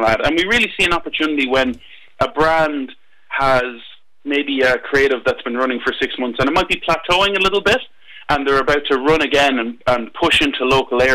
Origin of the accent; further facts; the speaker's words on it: Midlands, Ireland; I'm from the Midlands myself